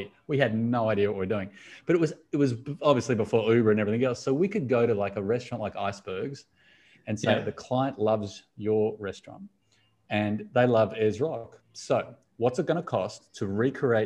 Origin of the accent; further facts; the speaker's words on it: Sydney, New South Wales, Australia; I'm from Sydney